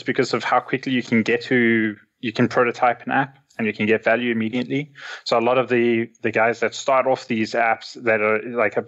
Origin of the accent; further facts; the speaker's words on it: Cape Town, Western Cape, South Africa; I'm a Rubyist from Cape Town.